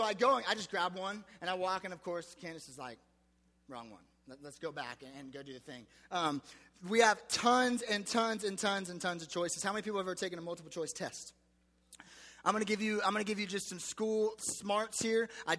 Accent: United States; I was spoiled as an American.

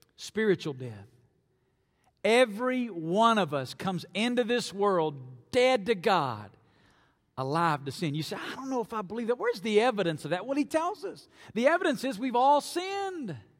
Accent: North Alabama, United States; moved away as an adult; now in Las Vegas, United States; I grew up in North Alabama

